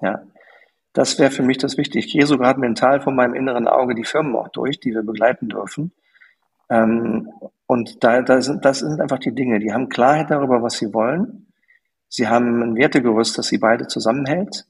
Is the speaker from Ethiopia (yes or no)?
no; Germany; weil ich Deutscher bin